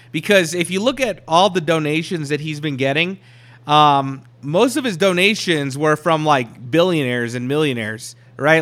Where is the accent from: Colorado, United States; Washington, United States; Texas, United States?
Colorado, United States; Colorado Springs; my hometown, all right? In Colorado Springs